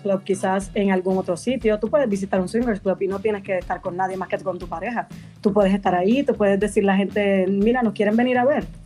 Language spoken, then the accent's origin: Spanish; Puerto Rico; moved away as an adult; now in Madrid, Spain; soy de Puerto Rico originalmente, pero vivo en Madrid, en España. Llevo cinco años por aquí.